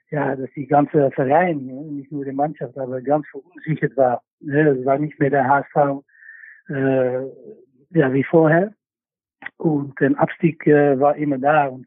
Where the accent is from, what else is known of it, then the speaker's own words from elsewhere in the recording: Netherlands; ich bin natürlich aufgewachsen bei Ajax und mit ganz viel Druck und wie eigentlich alle in Holland.